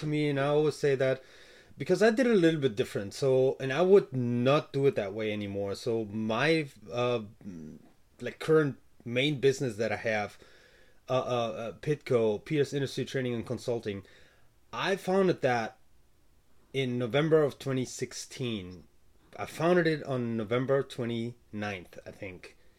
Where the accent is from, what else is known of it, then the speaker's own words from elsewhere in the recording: Germany; moved away; I'm from Germany, so I started businesses before in Germany